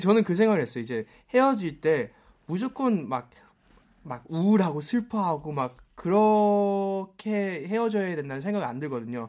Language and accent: Korean; United States; now in South Korea; 저는 미국에서 태어나서 네. 자라왔었기 때문에 영어로 편하게